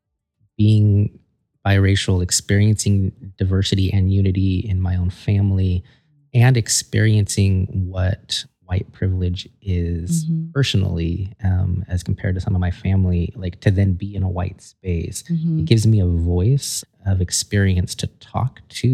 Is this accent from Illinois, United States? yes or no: no; Weed, California, United States; now in Portland, United States; growing up in Weed, there was a large Latino population